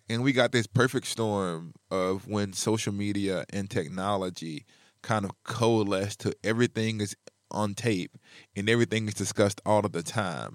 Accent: Alabama, United States; now in Midwest, United States; as an African American growing up in Alabama

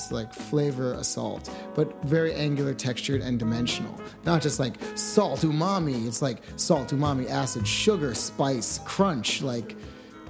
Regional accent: New York, United States; moved away as an adult; now in Los Angeles, United States; I'm from New York State

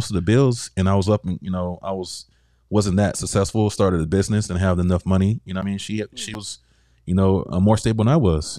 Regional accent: the South, United States; That's what I was raised on from the South.

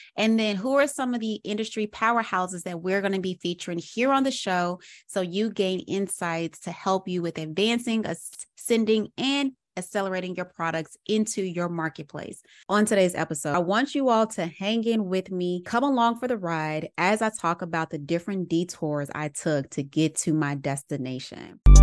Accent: Little Rock, Arkansas, United States; moved away as an adult; also born or lived in Atlanta, Georgia; growing up in Little Rock, Arkansas

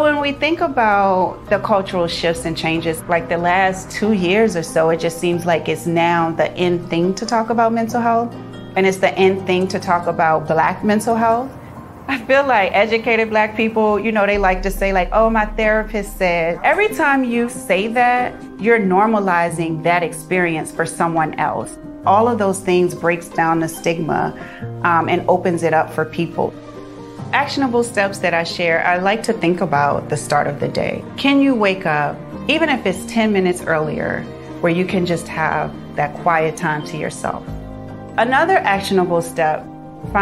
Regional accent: Richmond, Virginia, United States; I grew up in Richmond, Virginia with my mom

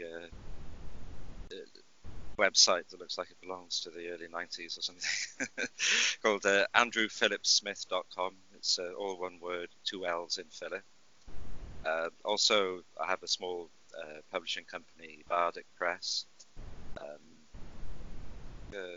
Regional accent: Wales, United Kingdom; moved away as an adult; also born or lived in London / Northern California / Ireland; I'm Welsh.

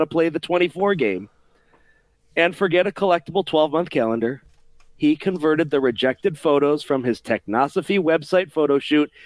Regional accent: Rochester, New York, United States; now in Ohio, United States; I was born and raised in Rochester, New York

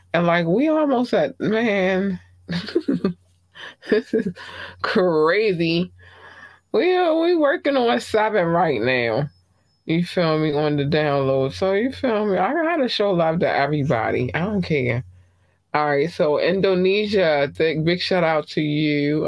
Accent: United States; I am from the United States

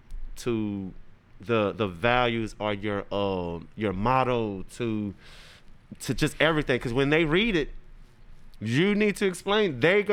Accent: Crowley, Louisiana, United States; we're in Crowley, Louisiana, you know, my hometown

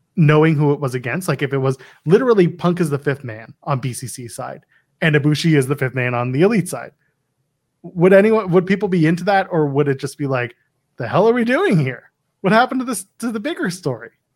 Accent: Canada; I'm Canadian. I'm Canadian.

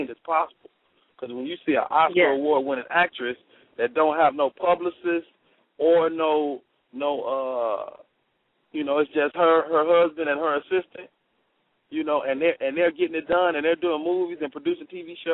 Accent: Chicago, Illinois, United States; I'm from Chicago, so I'm real big on house music

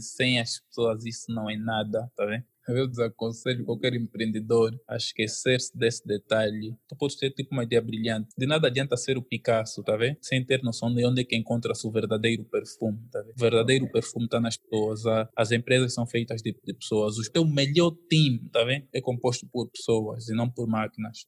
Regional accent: Luanda, Luanda Province, Angola; Eu nasci e cresci em Luanda. Eu sou daqui

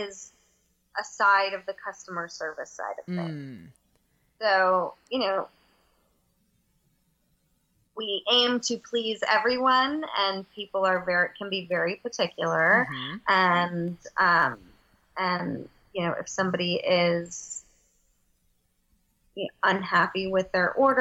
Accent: Houston, Texas, United States; now in Los Angeles, United States; I'm from Houston. Right. I live

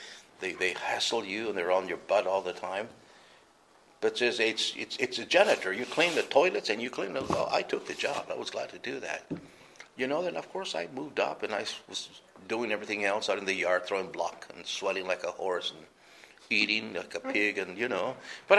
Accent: New Mexico, United States; also born or lived in Arizona; because we're from New Mexico. And over there, it's a hunting state. And we had a lot of guns. Because people, we lived off the land, you know.

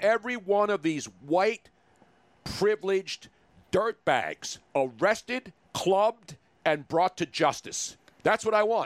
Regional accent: Philadelphia, Pennsylvania, United States; as a Philadelphian

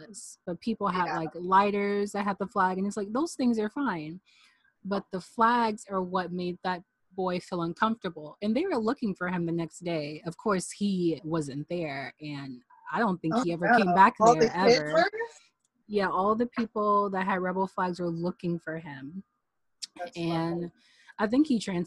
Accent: Tennessee, United States; growing up in Tennessee, you see a lot of people with rebel flag keychains

